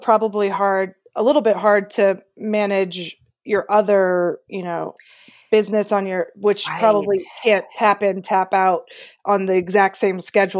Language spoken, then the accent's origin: English; Washington, District of Columbia, United States; I grew up on Capitol Hill in the 80s